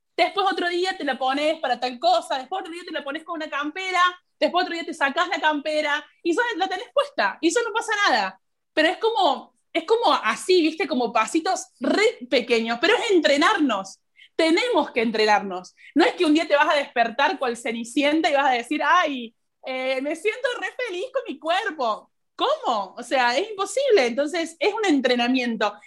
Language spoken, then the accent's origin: Spanish; Argentina; hablo desde mi país porque es lo que conozco